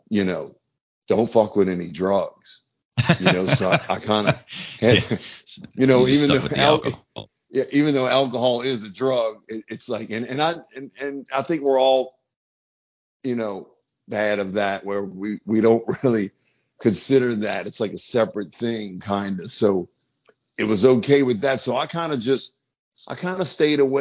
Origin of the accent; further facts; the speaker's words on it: New Orleans, Louisiana, United States; growing up in New Orleans